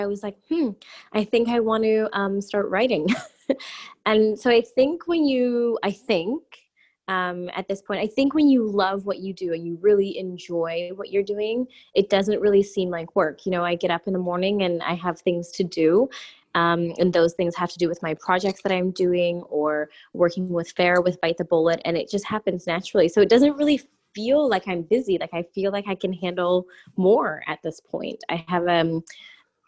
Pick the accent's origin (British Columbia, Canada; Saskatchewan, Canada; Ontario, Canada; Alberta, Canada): British Columbia, Canada; Prince George; also born or lived in Quesnel, Canada / Vancouver, Canada; I was born in a place called Prince George, BC. And then I moved before high school to a place called Quesnel